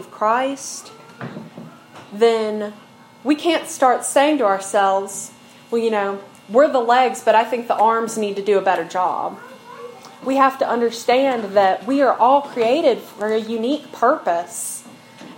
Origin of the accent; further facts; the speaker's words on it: Snowville, Virginia, United States; I'm from Snowville. I've lived in the mountains my whole life, you know, little rural community, like 30 minutes from anything, and that's just like the community I've grown up in.